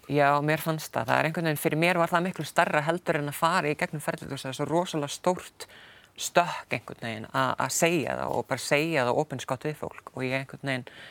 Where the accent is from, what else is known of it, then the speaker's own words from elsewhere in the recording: Stóra-Búrfell farm, Austur-Húnavatnssýsla, Northwestern Region, Iceland; moved away as an adult; also born or lived in Akureyri; now in United Kingdom; ég er fættu uppalinn á Sveitabæ í austur húnavansíslu eh, sem heitir Storabúrfell